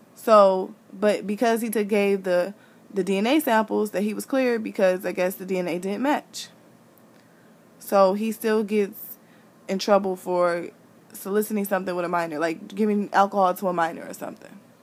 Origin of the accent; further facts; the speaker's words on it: Midwest, United States; I'm from the Midwest